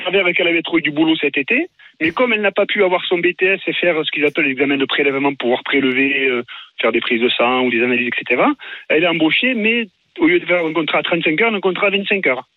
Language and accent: French; Saint-Martin, Occitania, France; now in La Celle, France; J'appelle du Var, mais je suis originaire de Saint-Martin.